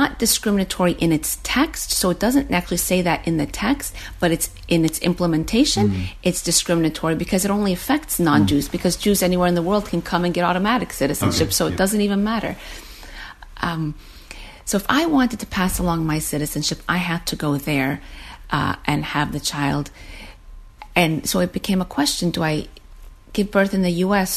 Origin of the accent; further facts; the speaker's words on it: United States; I was born in the United States